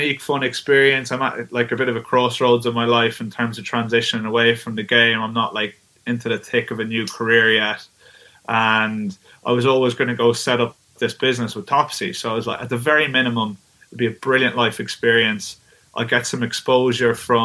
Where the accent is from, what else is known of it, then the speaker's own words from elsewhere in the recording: Mullingar, Leinster, Ireland; I grew up in a rural town called Mullingar, which is like an hour west of Dublin